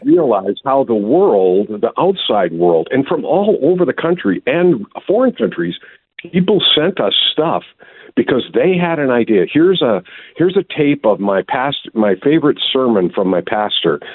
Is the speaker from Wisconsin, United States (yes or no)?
yes; Wisconsin, United States; I'm from Wisconsin